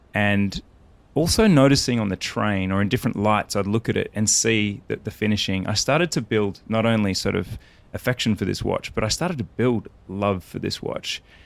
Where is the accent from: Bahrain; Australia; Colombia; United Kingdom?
Australia; I'm Australian